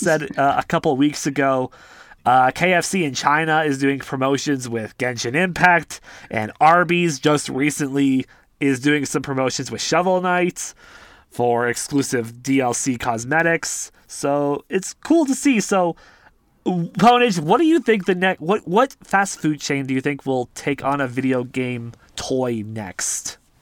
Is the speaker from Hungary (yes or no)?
no; Canada